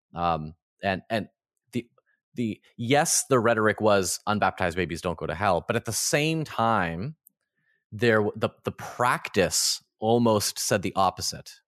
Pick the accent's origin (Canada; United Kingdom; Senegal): Canada; I grew up in the Ukrainian Orthodox Church in Canada